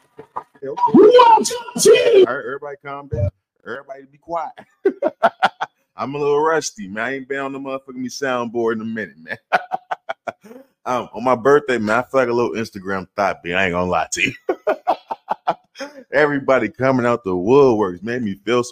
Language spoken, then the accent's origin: English; St. Louis, Missouri, United States; moved away as an adult; now in Arizona, United States; I'm from St. Louis. I was raised in St. Louis, Missouri